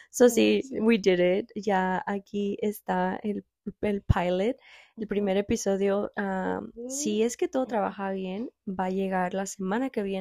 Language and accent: Spanish; Guadalajara, Jalisco, Mexico; moved away; Nosotros somos tapatías, tapatías, de Guadalajara, Jalisco nacidas.